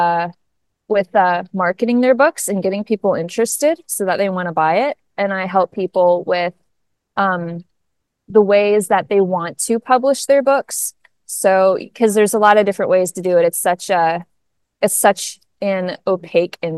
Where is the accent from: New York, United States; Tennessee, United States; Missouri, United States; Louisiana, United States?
Missouri, United States; now in Chicago, United States; I'm from Missouri